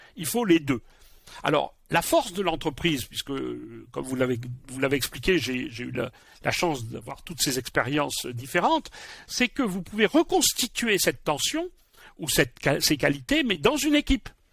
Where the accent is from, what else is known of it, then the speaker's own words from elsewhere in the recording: Bordeaux, Nouvelle-Aquitaine, France; Je suis bordelais